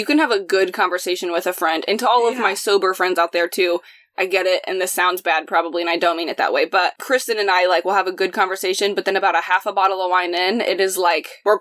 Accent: Indianapolis, Indiana, United States; moved away as an adult; also born or lived in Chicago; my hometown

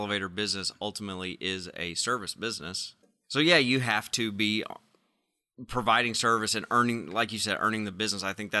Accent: Arkansas, United States; I'm from Arkansas, man.

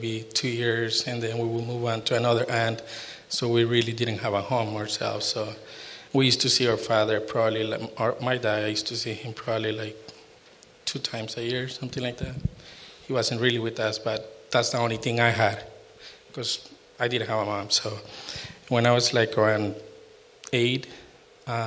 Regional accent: Costa Rica; now in United States; I'm from Costa Rica

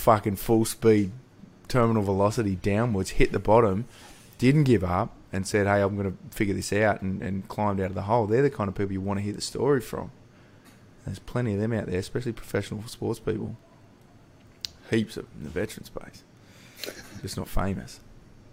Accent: Newcastle, New South Wales, Australia; I grew up in Newcastle.

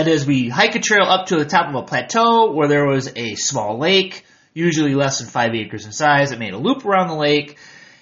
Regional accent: Michigan, United States; moved away as an adult; now in United Arab Emirates; I am from Michigan, I am from the United States

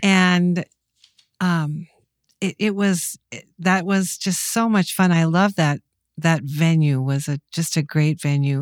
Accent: Mankato, Minnesota, United States; I grew up in Mankato, which, believe it or not, was a hotbed of talent and music

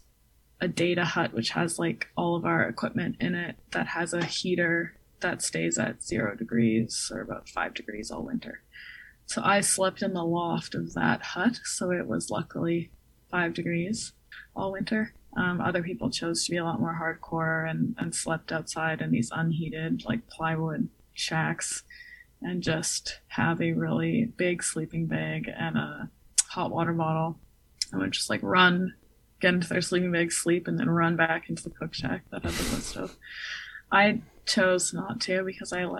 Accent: Winnipeg or Brandon, Manitoba, Canada; growing up in Winnipeg or Brandon

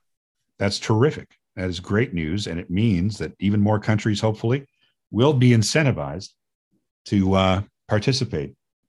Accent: United States; as an American

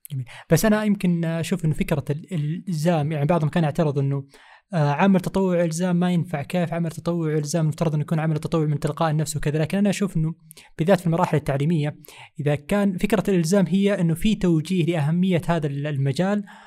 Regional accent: Saudi Arabia; هنا عندنا في السعودية

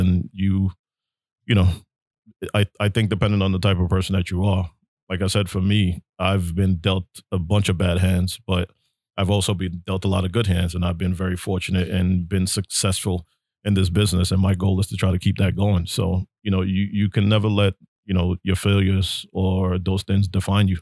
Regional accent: New York City, New York, United States; me growing up in Brooklyn

